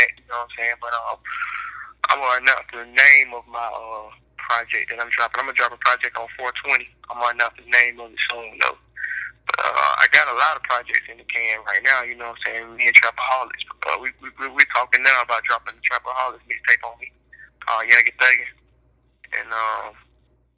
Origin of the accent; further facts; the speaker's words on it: Decatur, United States; I'm from Decatur.